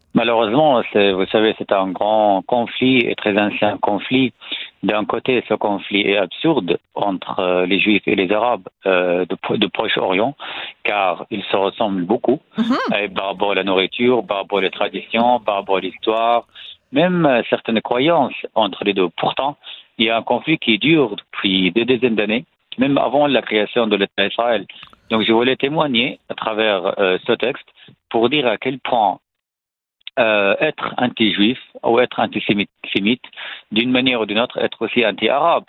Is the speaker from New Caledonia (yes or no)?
no; Syria; French is a second language; moved away as an adult; now in France; je suis né en Syrie, dans une famille salafiste